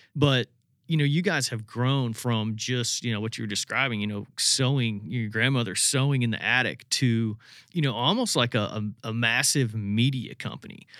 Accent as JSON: {"language": "English", "region": "Indiana", "country": "United States", "tie": "born or raised there", "said": "growing up in Indiana"}